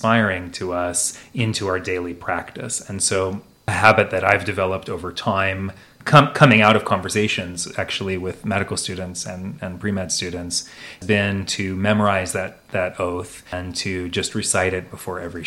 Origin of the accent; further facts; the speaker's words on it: Oregon, United States; moved away as an adult; also born or lived in Chicago, Illinois / Chapel Hill, North Carolina; I'm from Oregon originally